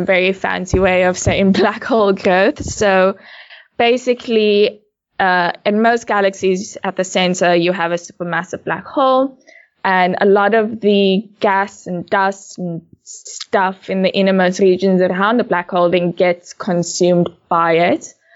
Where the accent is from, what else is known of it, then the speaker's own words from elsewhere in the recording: Cape Town, Western Cape, South Africa; I'm originally from Cape Town. Uh, I grew up mostly in Bellville South